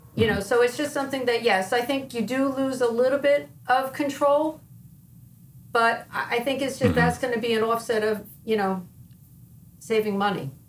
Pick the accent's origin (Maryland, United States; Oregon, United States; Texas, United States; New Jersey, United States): New Jersey, United States; Wayne; I grew up in Wayne, New Jersey, which is North Jersey, about probably about a half an hour away from New York City.